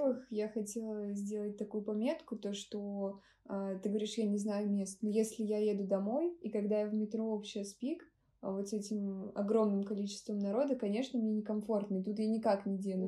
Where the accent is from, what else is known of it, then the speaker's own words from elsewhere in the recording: Novosibirsk, Novosibirsk Oblast, Russia; Я из Новосибирска